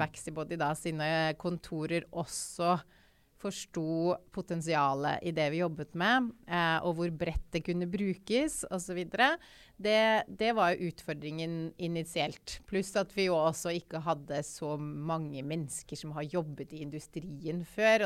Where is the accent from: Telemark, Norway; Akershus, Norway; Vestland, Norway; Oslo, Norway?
Oslo, Norway; also born or lived in Tromsø; Jeg er født og oppvokst i Oslo.